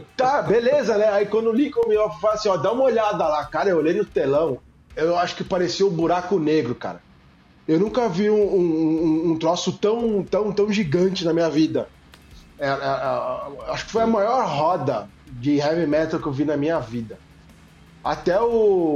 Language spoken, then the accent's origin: Portuguese; São Paulo, Brazil; now in Rio Grande do Sul, Brazil; Hoje eu moro no Rio Grande do Sul, mas eu sou paulista.